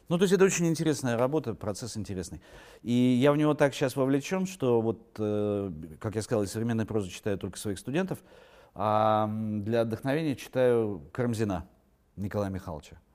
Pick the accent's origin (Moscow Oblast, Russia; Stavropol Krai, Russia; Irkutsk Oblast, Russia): Irkutsk Oblast, Russia; Irkutsk; born there; also born or lived in Yakutsk / Moscow; Видите, вот там в Иркутске родился, в Якутске заканчивал университет, в Москве учился